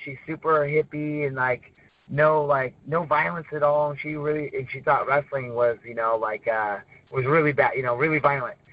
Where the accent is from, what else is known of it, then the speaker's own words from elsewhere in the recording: Arcata, California, United States; I'm born and raised, lived here my whole life